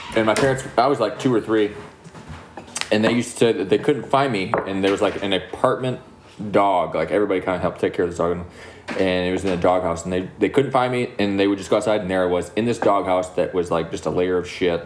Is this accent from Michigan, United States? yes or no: yes; Milan, Michigan, United States; We're from Milan